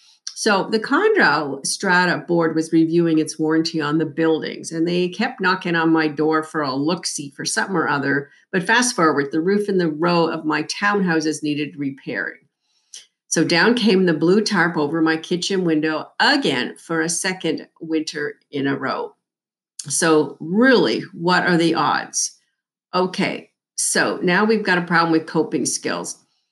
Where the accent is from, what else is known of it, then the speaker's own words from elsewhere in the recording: Ontario, Canada; We moved across the country from Southern Ontario, Canada, to the west coast of BC in 2006.